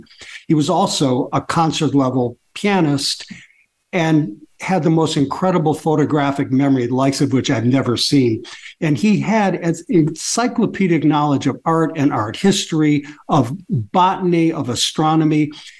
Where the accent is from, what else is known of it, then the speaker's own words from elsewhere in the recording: Detroit, Michigan, United States; growing up in Detroit, Detroit was a very exciting city.